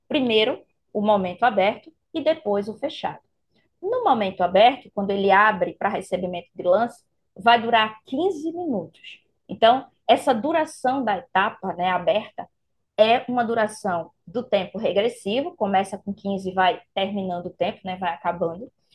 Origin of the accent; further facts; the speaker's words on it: Recife, Pernambuco, Brazil; eu vou estar aqui em Recife né? Mandando esse meu calorzinho aí da minha terra para vocês